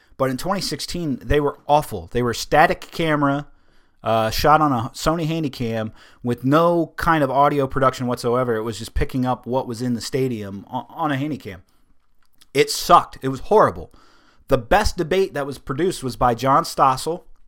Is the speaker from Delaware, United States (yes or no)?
yes; Delaware, United States; I am from Delaware